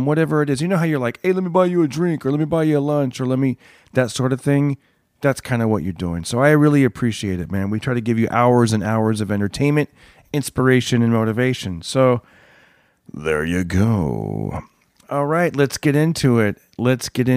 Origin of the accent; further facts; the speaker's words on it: Fresno, California, United States; my hometown is Fresno